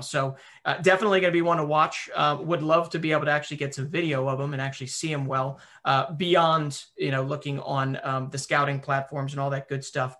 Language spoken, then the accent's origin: English; Philadelphia, Pennsylvania, United States; where I'm from Philadelphia